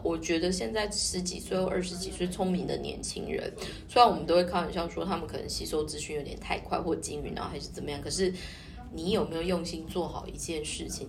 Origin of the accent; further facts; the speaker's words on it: Taiwan; also born or lived in Tokyo, Japan; now in Japan; 回到那我们身为台湾人